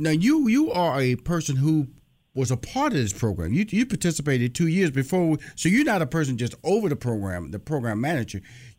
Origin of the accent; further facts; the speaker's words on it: Houston, Texas, United States; I'm from Houston, Texas, and I went down to Louisiana